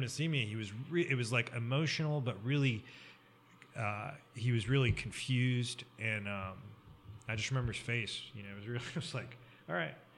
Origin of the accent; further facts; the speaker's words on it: Columbia, Missouri, United States; I grew up in Columbia, so I went to Mizzou, University of Missouri